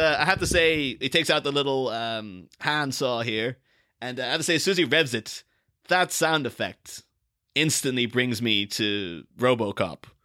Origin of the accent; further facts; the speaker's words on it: Ireland; I'm from a small town in, in Ireland